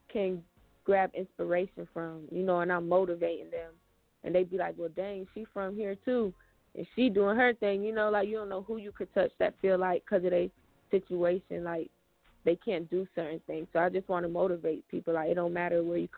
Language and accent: English; Fort Myers, Florida, United States; moved away as an adult; also born or lived in Atlanta; I'm from Fort Myers, Florida, Lee County.